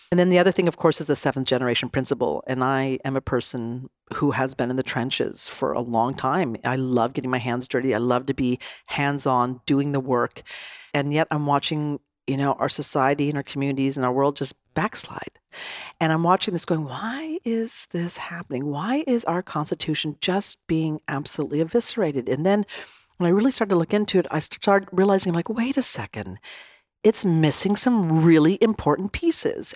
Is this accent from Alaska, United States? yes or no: no; Nevada City, California, United States; I'm from a tiny little town in Northern California called Nevada City. I was raised in Nevada County, California since I was four